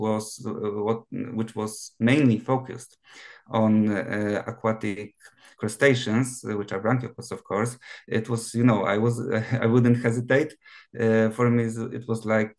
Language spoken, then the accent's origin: English; Gniezno, Greater Poland, Poland; English is a second language; also born or lived in Promienko, Poland; now in Poznan, Poland; I'm not entirely from Poznan. I was born in Gniezno